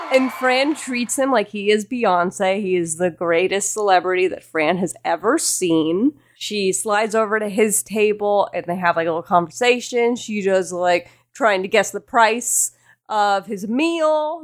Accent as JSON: {"language": "English", "region": "the South", "country": "United States", "tie": "born or raised there", "accent": "southern", "said": "my southern accent"}